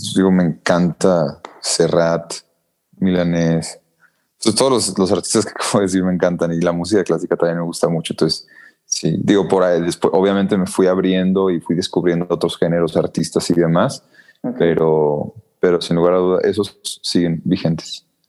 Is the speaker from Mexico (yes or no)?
yes; Mexico; en México pues sí somos demasiado muy malinchistas